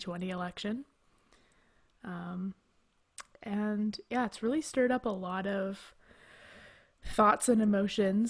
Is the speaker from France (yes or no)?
no; Canada; as a Canadian